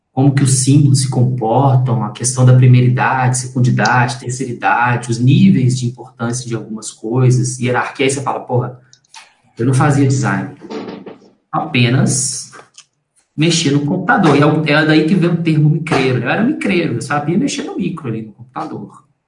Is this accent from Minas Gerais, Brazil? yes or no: yes; Belo Horizonte, Minas Gerais, Brazil; Eu nasci em Belo Horizonte, nasci no, no Hospital Dom Bosco, que fica em Venda Nova, zona norte de, de, de Belo Horizonte